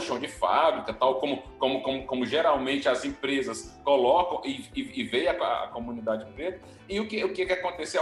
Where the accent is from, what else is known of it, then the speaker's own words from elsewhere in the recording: Northeast Region, Brazil; accent: sotaque cantado (Northeastern); Eu tenho um sotaque cantado, então é porque eu sou nordestino